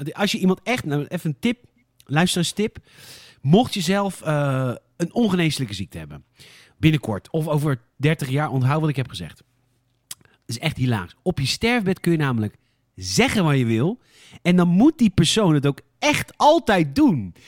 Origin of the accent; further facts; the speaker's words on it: Boskoop, South Holland, Netherlands; Ik kom uit Boskoop